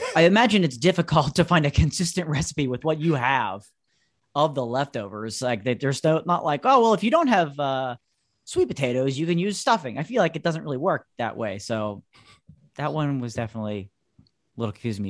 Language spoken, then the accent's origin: English; Pennsylvania, United States; also born or lived in North Carolina; my home state and where I am broadcasting from right here today